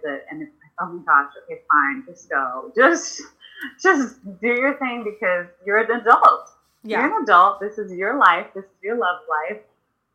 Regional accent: Houston, Texas, United States; I was born and raised in Houston, Texas

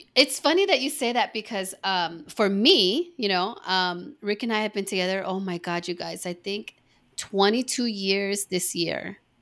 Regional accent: East Coast, United States; moved away; I was born on the East Coast

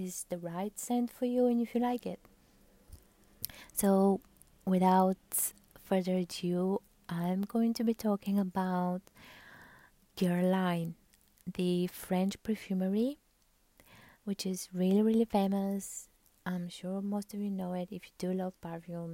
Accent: Bulgaria; I'm from Bulgaria

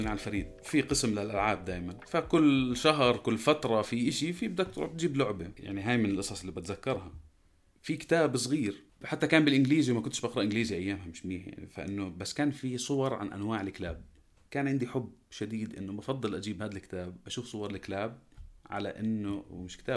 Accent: Jordan

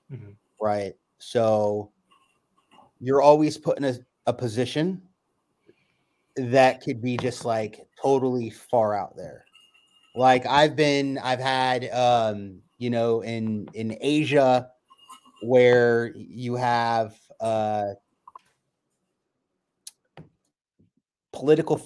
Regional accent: California, United States; I'm a California native, and I've been here my whole life.

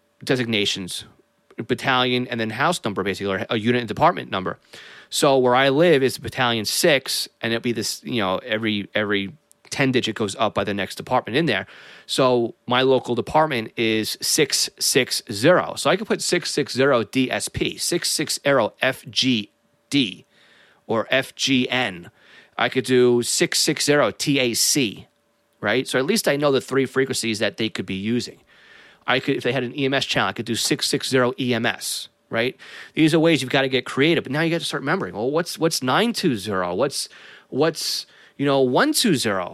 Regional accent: North Massapequa, New York, United States; my hometown of North Massapequa

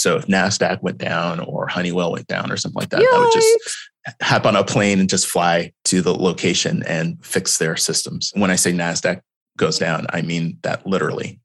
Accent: Houston, Texas, United States; moved away as an adult; also born or lived in Austin, Texas; I grew up in Houston, Texas

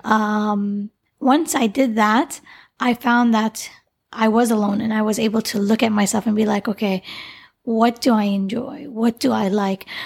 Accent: Canada; the name I grew up with in Canada

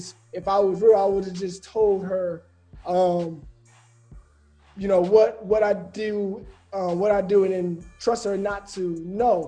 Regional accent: Birmingham, Alabama, United States; I'm from Birmingham, Alabama

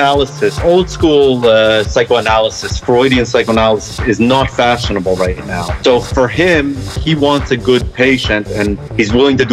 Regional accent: Israel; moved away; growing up in Israel, surrounded by Arabic and Middle Eastern food

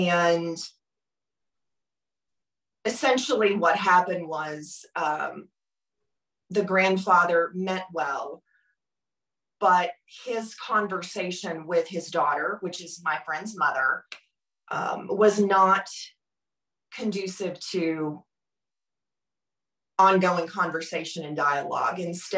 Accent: Germantown, Tennessee, United States; I was born and raised in Memphis, suburb outside of Memphis would be Germantown.

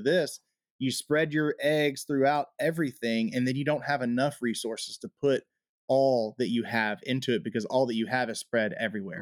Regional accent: United States; as American citizens

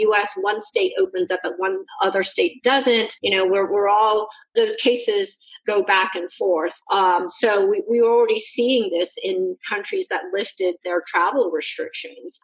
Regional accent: Hong Kong; I come from Hong Kong

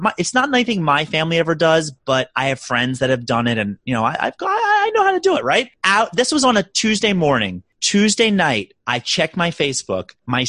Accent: Maryland, United States; now in New York City, United States; I'm from Maryland, so we do crab cakes very well.

